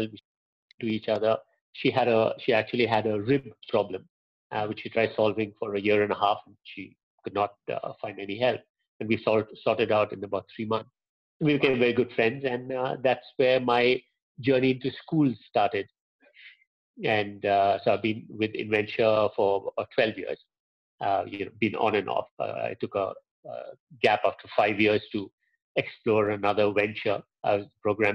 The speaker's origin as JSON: {"language": "English", "town": "Pune", "region": "Maharashtra", "country": "India", "tie": "born or raised there", "said": "I grew up in Pune"}